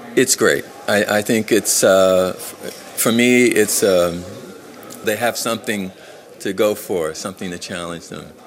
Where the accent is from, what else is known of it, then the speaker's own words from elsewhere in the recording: Philadelphia, Pennsylvania, United States; where I grew up in Philadelphia is a very dangerous neighborhood